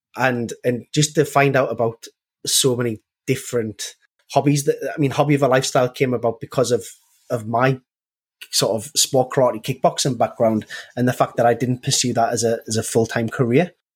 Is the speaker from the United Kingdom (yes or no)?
yes; Newcastle upon Tyne, North East England, United Kingdom; I, am from a place called Newcastle in northeast England